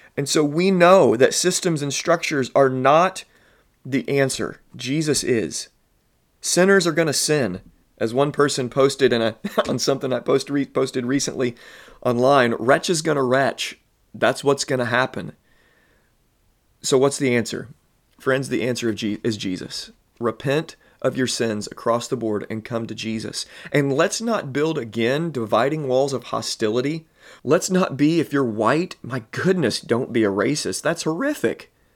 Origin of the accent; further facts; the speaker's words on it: Southern Illinois, United States; I'm born and raised in Southern Illinois